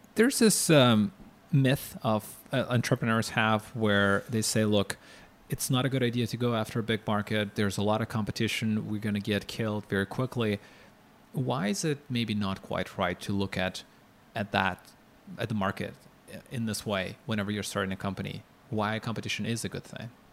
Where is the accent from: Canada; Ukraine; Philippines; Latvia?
Ukraine; I'm from Ukraine